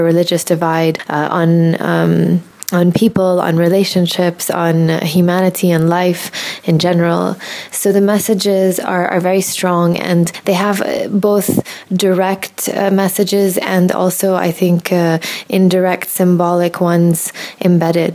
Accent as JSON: {"language": "English", "country": "Jordan", "tie": "born or raised there", "also_born_or_lived": "Michigan, United States", "moved": "as an adult", "said": "I was born and raised in Jordan"}